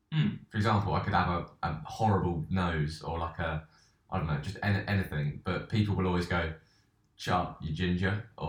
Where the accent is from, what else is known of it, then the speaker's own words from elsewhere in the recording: Beaconsfield, South East England, United Kingdom; I grew up in Buckinghamshire.